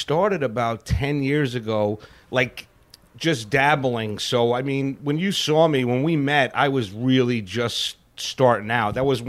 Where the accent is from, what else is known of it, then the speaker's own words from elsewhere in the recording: New York City, New York, United States; moved away; also born or lived in Florida; I'm from the Bronx, New York, you know, and that's where I grew up